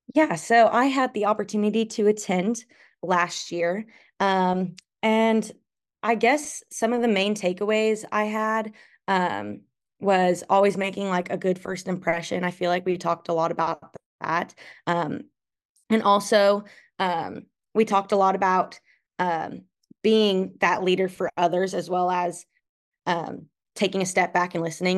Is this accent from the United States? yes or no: yes; Darlington, Wisconsin, United States; moved away; I'm from Darlington, Wisconsin. I'm currently a junior at Oklahoma State